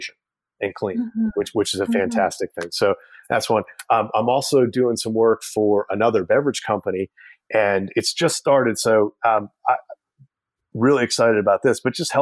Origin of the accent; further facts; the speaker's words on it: Middletown, New York, United States; my hometown, Middletown, New York